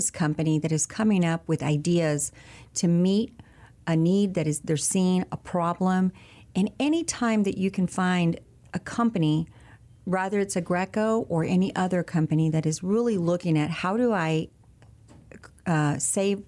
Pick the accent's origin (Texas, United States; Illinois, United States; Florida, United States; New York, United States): Texas, United States; San Antonio; I am from San Antonio, as you're aware, and we have a home in Corpus Christi